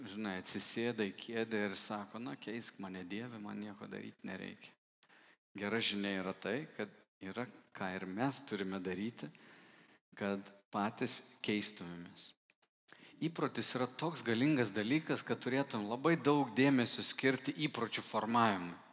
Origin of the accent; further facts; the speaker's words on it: Lithuania; kaip lietuviai, kaip liaudėjai mes sakom